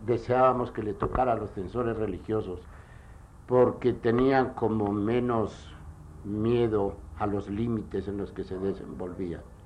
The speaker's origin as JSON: {"language": "Spanish", "country": "Spain", "said": "en mi país, en España"}